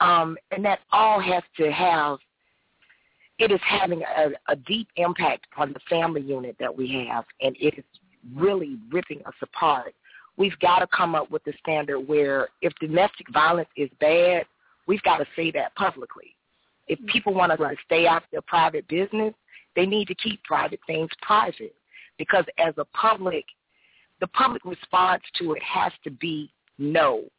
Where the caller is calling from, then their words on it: Jacksonville, Florida, United States; Jacksonville, Florida.